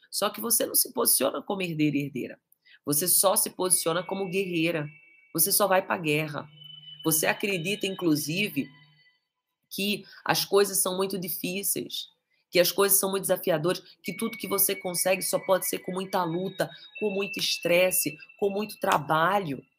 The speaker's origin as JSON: {"language": "Portuguese", "town": "Castro Alves", "region": "Bahia", "country": "Brazil", "said": "É, sou de Castro Alves."}